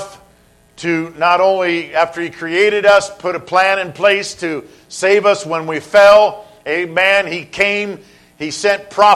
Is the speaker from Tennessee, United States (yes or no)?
no; Southern California, United States; I've been growing up in Southern California